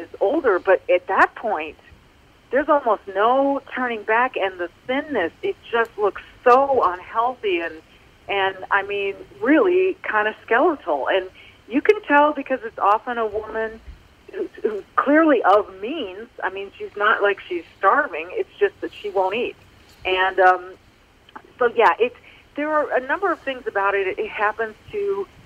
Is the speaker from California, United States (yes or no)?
yes; Manhattan Beach, California, United States; I grew up in Manhattan Beach